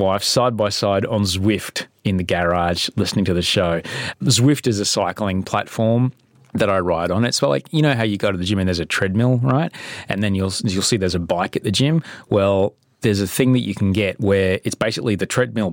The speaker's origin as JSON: {"language": "English", "town": "Brisbane", "region": "Queensland", "country": "Australia", "tie": "born or raised there", "said": "when I grew up in Brisbane."}